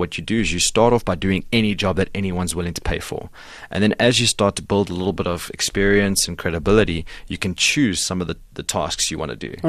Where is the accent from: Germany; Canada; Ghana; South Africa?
South Africa; Pretoria, Gauteng; So I was born in Pretoria. Both my parents are from Belgium, I was born here. Mm-hmm. I went to school there.